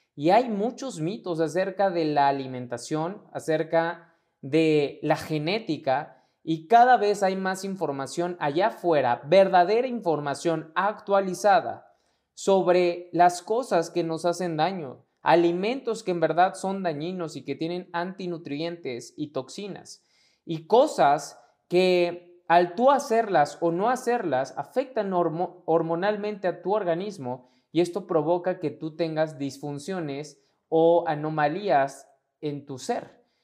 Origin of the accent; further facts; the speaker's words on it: Mexico; mexicano, emprendedor y empresario